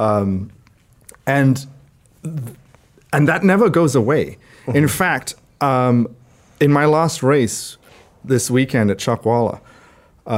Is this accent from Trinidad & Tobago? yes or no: yes; Trinidad & Tobago; moved away; I grew up in Trinidad, in the Caribbean